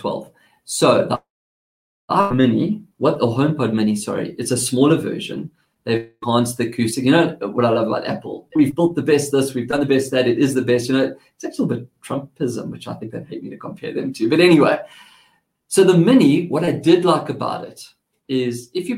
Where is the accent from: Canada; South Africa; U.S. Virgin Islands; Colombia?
South Africa; accent: South African; now in Australia; I have a South African accent